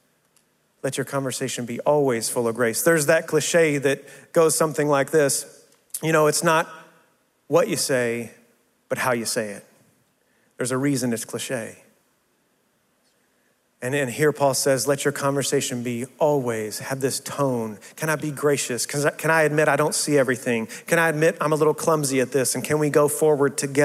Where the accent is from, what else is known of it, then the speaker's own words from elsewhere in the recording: West Texas, United States; moved away as an adult; also born or lived in South Carolina / St. Louis; I'm from West Texas